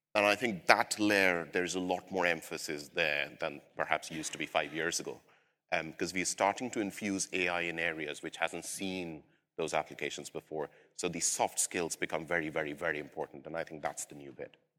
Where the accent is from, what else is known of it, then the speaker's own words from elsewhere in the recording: India; now in London, United Kingdom; I'm originally from South Asia, India, but I've lived in London for several years